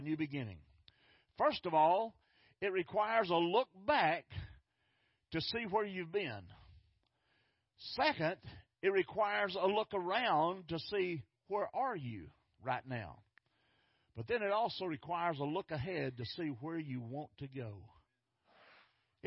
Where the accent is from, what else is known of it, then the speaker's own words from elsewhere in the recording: Fort Worth, Texas, United States; I grew up in North Fort Worth